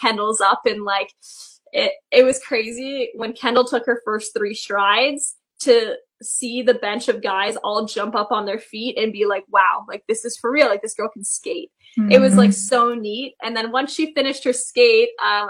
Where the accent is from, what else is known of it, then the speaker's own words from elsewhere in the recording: Toronto, Ontario, Canada; I am a Maple Leafs fan just because I am from Toronto.